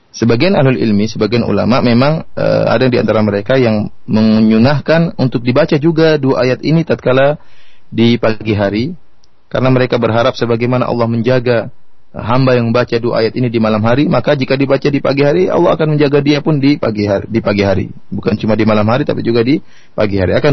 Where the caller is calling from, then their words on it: Sukabumi, West Java, Indonesia; Saya dari Sukabumi, Pak Jailani.